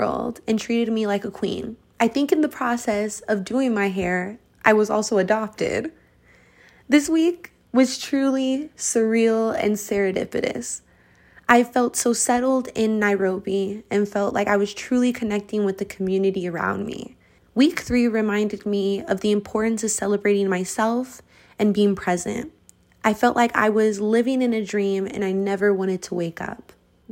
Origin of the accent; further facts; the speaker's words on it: Colorado, United States; Growing up in Colorado, where it is extremely white